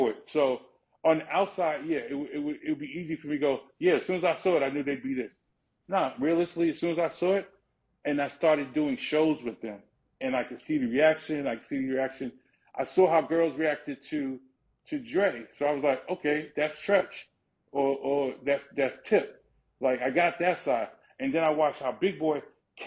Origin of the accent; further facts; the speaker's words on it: New York City, New York, United States; I'm literally born and raised in the Bronx. I grew up on Cedric Avenue.